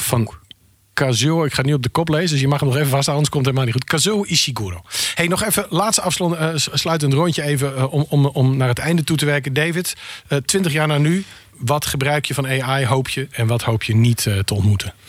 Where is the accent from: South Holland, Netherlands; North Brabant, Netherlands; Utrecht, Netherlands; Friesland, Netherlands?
Friesland, Netherlands; wij komen allebei uit Friesland